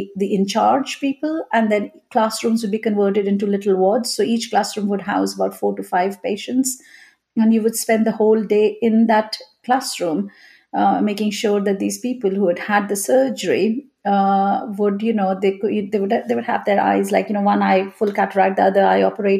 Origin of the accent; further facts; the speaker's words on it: India; moved away as an adult; now in Leeds, United Kingdom; my childhood, my growing up in India